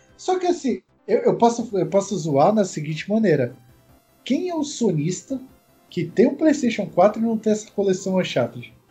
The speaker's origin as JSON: {"language": "Portuguese", "country": "Brazil", "said": "a gente é brasileiro"}